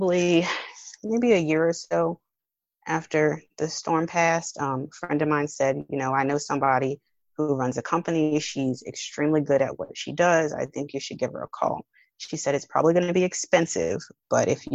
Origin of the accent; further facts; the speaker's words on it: New Orleans, Louisiana, United States; I'm from New Orleans. So being from New Orleans, Louisiana